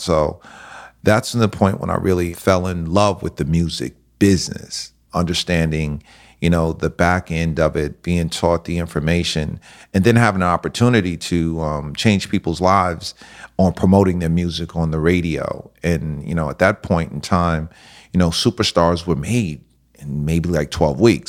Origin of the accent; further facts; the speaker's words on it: White Plains, New York, United States; also born or lived in Miami; Born and raised in the suburbs